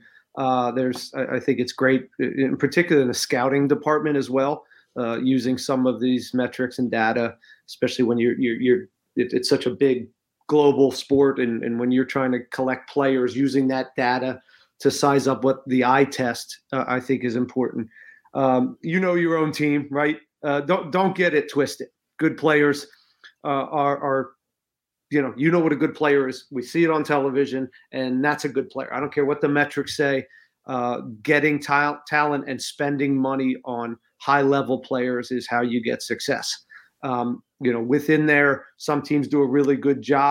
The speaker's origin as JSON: {"language": "English", "region": "Pennsylvania", "country": "United States", "said": "I'm from Pennsylvania"}